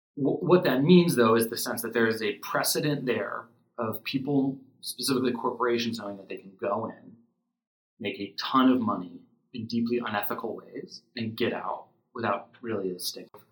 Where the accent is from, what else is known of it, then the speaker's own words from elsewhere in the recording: Pennsylvania, United States; where I grew up in Pennsylvania